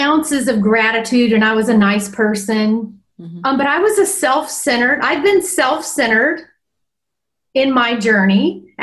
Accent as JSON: {"language": "English", "region": "North Carolina", "country": "United States", "tie": "born or raised there", "said": "I was born in North Carolina and I grew up with visionaries and entrepreneurs"}